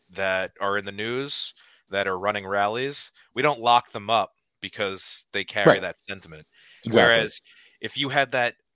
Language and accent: English; United States; I'm an American